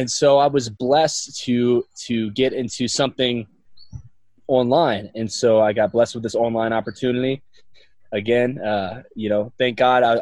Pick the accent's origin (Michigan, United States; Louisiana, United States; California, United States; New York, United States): Louisiana, United States; central; I'm originally from Louisiana. Grew up a traditional central Louisiana kind of lifestyle